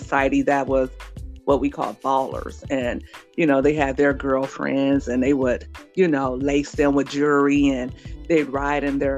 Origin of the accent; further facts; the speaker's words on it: Los Angeles, California, United States; when I was a little girl growing up in South Central Los Angeles